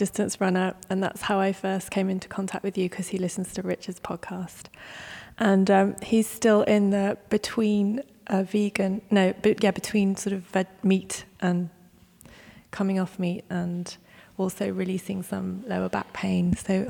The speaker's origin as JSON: {"language": "English", "region": "London", "country": "United Kingdom", "said": "I'm from London"}